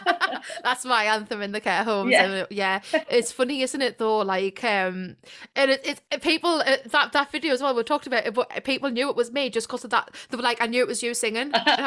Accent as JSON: {"language": "English", "area": "Ponteland area", "region": "North East England", "country": "United Kingdom"}